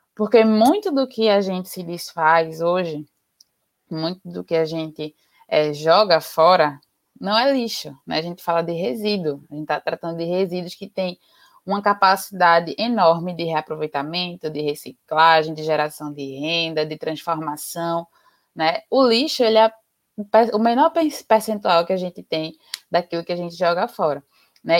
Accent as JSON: {"language": "Portuguese", "town": "Recife", "region": "Pernambuco", "country": "Brazil", "lives_now": "Jaboatão dos Guararapes, Brazil", "said": "eu sou daqui de Pernambuco, é, sou recifense, mas moro em Jaboatão dos Guararapes"}